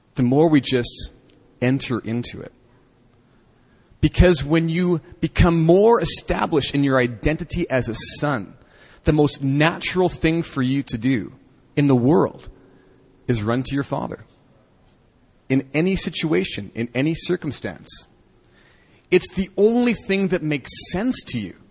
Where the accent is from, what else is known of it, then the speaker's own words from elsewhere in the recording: Canada; moved away; when I was growing up in Canada